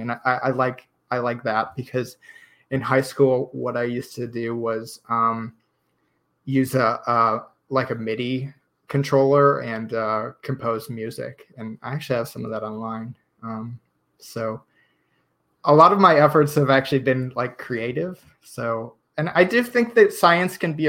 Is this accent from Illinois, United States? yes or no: yes; Chicago, Illinois, United States; moved away as an adult; also born or lived in Texas; now in College Station, United States; I'm actually from Chicago